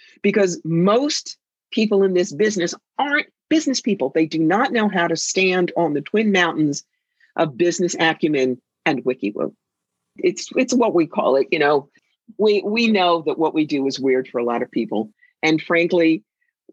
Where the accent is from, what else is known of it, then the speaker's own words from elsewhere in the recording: New York, United States; I am a New Yorker